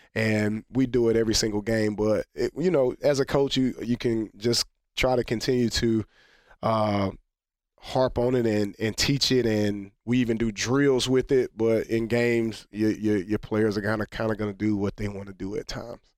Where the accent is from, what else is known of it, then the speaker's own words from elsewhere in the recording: United States; also born or lived in France; as an American